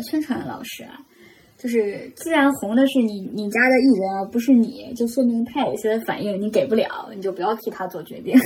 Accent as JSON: {"language": "Chinese", "region": "Henan", "country": "China", "said": "我是一个河南人，就是我们河南口音"}